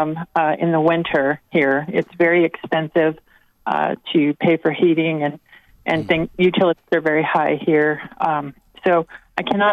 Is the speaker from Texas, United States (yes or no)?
no; Colorado, United States; moved away; I'm 3,500 miles from home. I'm from Colorado originally